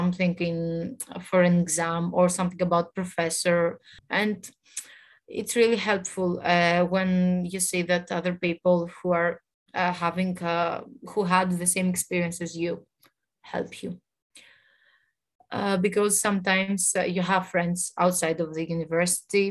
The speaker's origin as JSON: {"language": "English", "country": "Greece", "also_born_or_lived": "Thessaloniki", "said": "I'm from Greece. I study in Thessaloniki"}